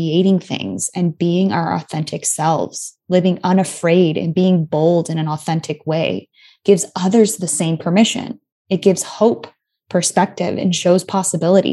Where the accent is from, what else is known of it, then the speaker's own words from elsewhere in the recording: Tucson, Arizona, United States; moved away; also born or lived in Los Angeles; I grew up in Tucson